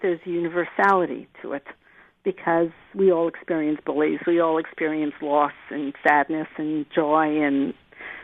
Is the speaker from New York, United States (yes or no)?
yes; New York City, New York, United States; also born or lived in Germany; my parents moved to New York, so I'm from Manhattan